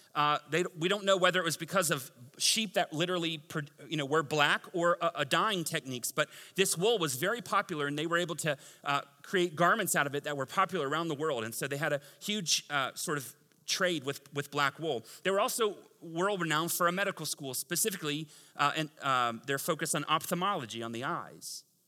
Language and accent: English; Tampa, Florida, United States; moved away; I'm from Tampa.